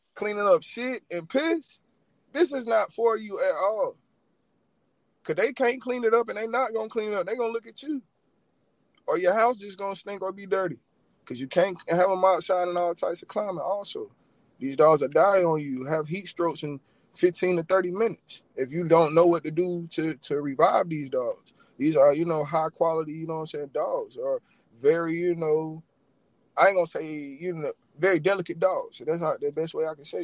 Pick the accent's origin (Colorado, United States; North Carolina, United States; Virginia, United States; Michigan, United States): North Carolina, United States; Rockingham; from Rockingham, North Carolina, man, born and raised